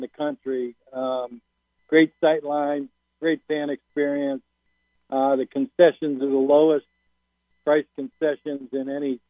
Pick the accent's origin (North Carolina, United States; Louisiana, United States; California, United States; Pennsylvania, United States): Pennsylvania, United States; Pittsburgh; now in Atlanta, United States; growing up in Pittsburgh and following Penn State and the Paterno teams